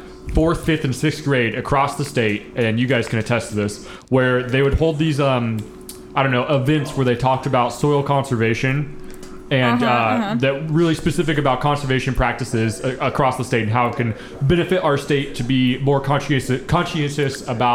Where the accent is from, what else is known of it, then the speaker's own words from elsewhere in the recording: northern Missouri, United States; I grew up in northern Missouri.